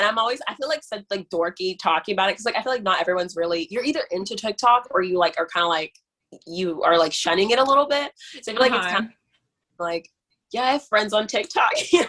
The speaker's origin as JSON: {"language": "English", "town": "Johnson City", "region": "Tennessee", "country": "United States", "tie": "born or raised there", "also_born_or_lived": "Guinea", "moved": "as an adult", "lives_now": "New York, United States", "said": "So yeah, I grew up in Johnson City. It's really small, like one mall, one movie theater, one high school, like that type of town."}